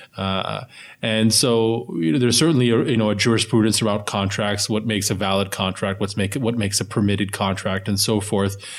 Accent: United States; we as American Muslims

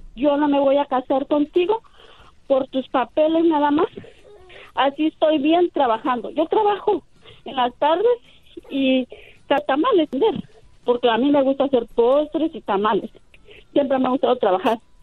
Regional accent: Oaxaca, Mexico; now in Nashville, United States; yo soy oaxaqueña

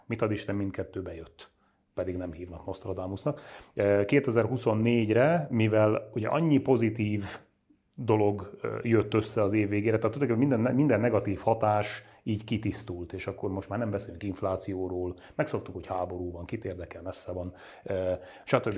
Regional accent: Nógrád, Hungary; moved away; én magam ugye Nógrádból származom, elmegyek haza Nógrádba

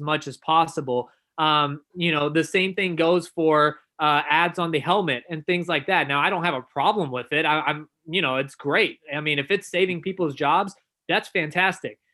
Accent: Dallas, Texas, United States; I grew up in Dallas

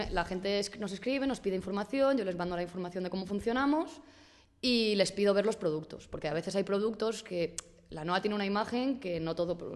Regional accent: Spain; yo quería hacer algo con mi vida porque, como muchos españoles, me quedé en el paro

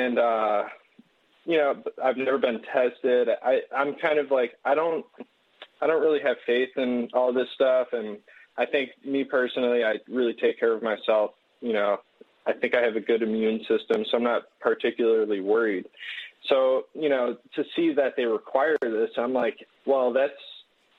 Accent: Illinois, United States; I'm from Illinois

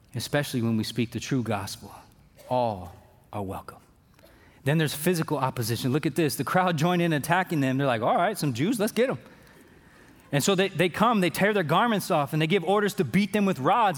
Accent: Fairfield, United States; I'm from Fairfield

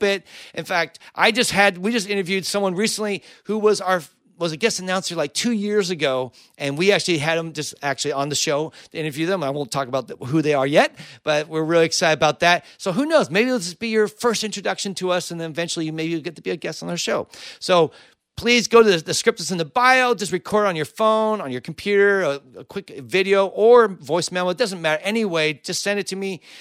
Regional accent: Cupertino, California, United States; I'm from Cupertino

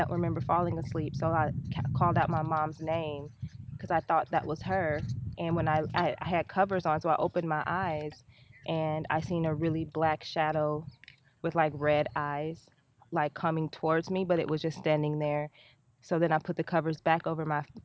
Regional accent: Texas, United States; I'm from Texas. We're just visiting from Texas.

